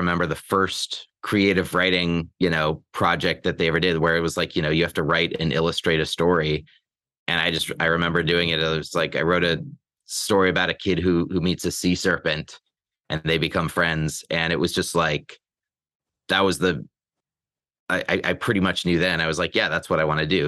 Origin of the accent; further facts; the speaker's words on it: Olympia, Washington, United States; moved away as an adult; also born or lived in New York; now in Los Angeles, United States; I hail from Olympia, Washington. I grew up there. My spent my whole childhood there